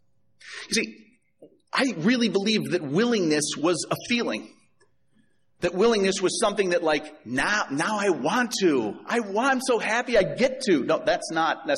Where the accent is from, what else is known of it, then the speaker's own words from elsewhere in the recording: Chicago, Illinois, United States; I'm from Chicago